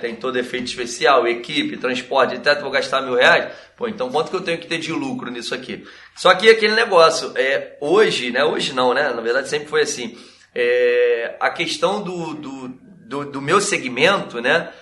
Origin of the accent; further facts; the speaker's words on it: Nova Iguaçu, Rio de Janeiro, Brazil; a gente é daqui de Nova Iguaçu, Baixada Fluminense.